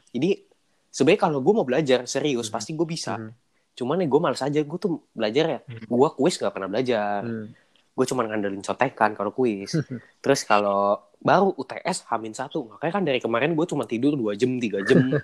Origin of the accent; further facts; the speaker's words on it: Jakarta, Indonesia; moved away as an adult; now in Bandung, Indonesia; gua kan orang Jakarta